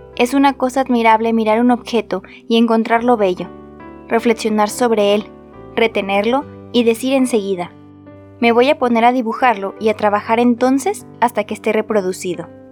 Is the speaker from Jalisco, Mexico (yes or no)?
yes; Guadalajara, Jalisco, Mexico; yo soy de México, específicamente de Guadalajara, Jalisco